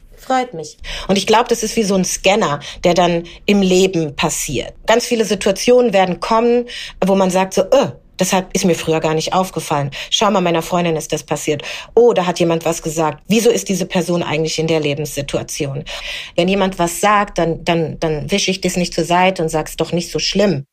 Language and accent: German; Germany; ich bin eine schwarze Deutsche